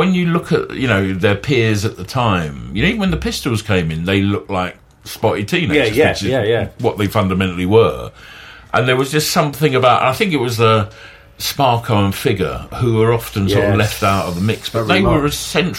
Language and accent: English; Southend-on-Sea, East of England, United Kingdom; growing up in Southend, which is the main town down there, now a city